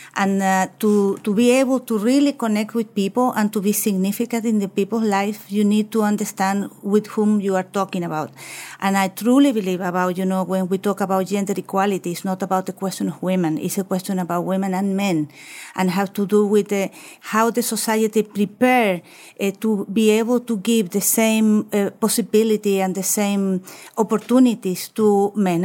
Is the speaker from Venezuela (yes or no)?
no; Chile; also born or lived in Amsterdam, Netherlands; I was grow up in, in Chile. I was born in Chile.